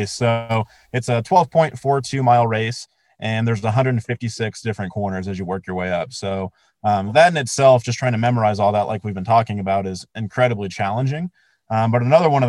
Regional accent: Colorado Springs, Colorado, United States; growing up in Colorado Springs, like I look at Pike's Peak every single morning when I wake up

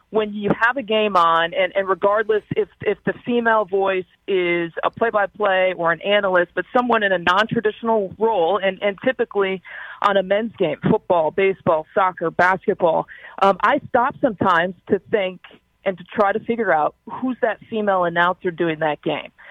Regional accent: Kalamazoo, Michigan, United States; I grew up in Kalamazoo

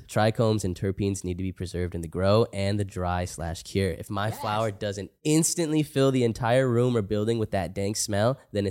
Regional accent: Oklahoma, United States; I'm from Oklahoma and I've been smoking for over a decade. Used to go to Colorado to get flower

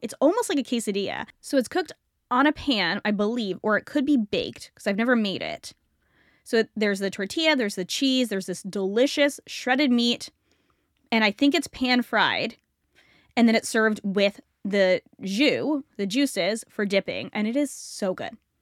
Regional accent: United States; also born or lived in Canada; I was born in America, grew up in America.

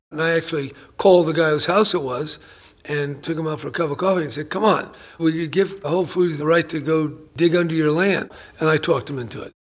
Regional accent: San Francisco, California, United States; growing up in San Francisco in, in the 40s and the 50s

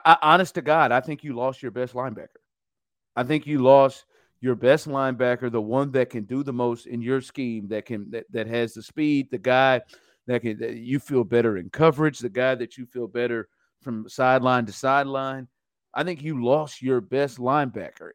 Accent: Kansas City, Missouri, United States; I'm from Kansas City. I had my bachelor party in Kansas City. All my, all my people were there, my friends, every, we all, we're from there

